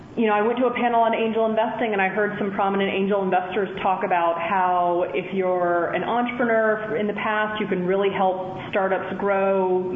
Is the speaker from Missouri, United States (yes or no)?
no; South Carolina, United States; I grew up, was born and raised in South Carolina, and I was well aware of all the stereotypes that come along with that, you know, coming into Penn. I still had a bit of an accent back then.